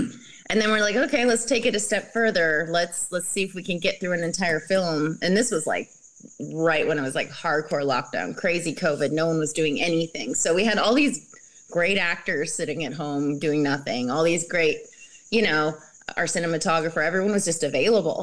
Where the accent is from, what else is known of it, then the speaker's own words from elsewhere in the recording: Canada; I'm from Canada